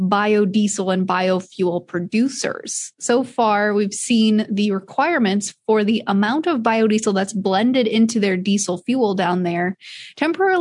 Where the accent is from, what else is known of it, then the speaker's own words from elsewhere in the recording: Iowa, United States; I'm from Iowa